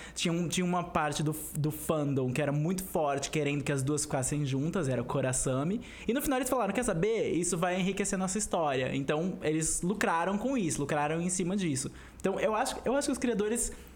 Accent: Brazil; como brasileiros que assistiram novela

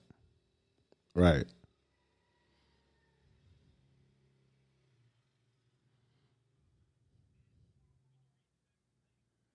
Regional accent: the South, United States; by me growing up in the South, we had to, you know, I remember being a little kid, we ate pork every day

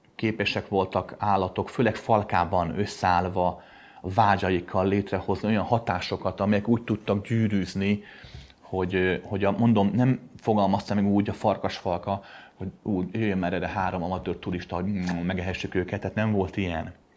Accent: Pöttyös utca, near Kőbánya, Budapest, Hungary; a Pöttyösi után laktam gyerekkoromban.

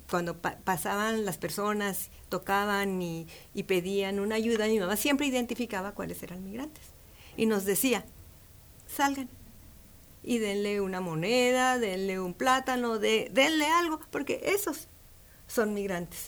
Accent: Ciudad Juárez, Chihuahua, Mexico; Yo soy fronteriza. Yo soy de Ciudad Juárez, Chihuahua

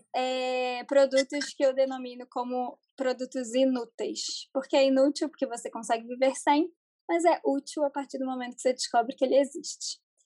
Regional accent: Rio de Janeiro, Brazil; now in São Paulo, Brazil; eu sou carioca, mas hoje em dia moro em São Paulo

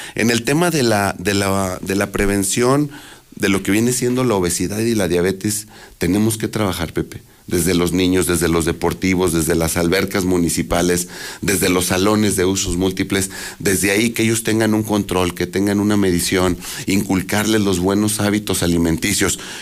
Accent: Aguascalientes, Mexico; yo nací en Aguascalientes, crecí en Aguascalientes

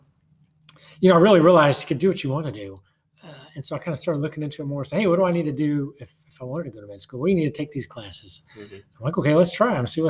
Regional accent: Houston, Texas, United States; also born or lived in Fort Worth, Texas / Tyler, Texas; now in College Station, United States; I grew up in Houston

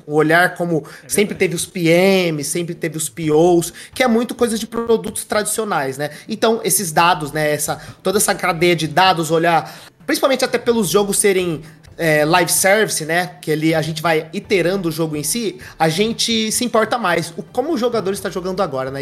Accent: Bebedouro, São Paulo, Brazil; Eu sou do interior de São Paulo, sou de Bebedouro, uma cidade ali pertinho de Ribeirão Preto

